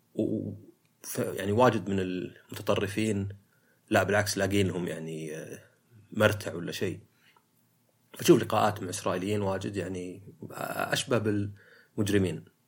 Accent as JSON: {"language": "Arabic", "country": "Saudi Arabia", "said": "عندنا في السعودية"}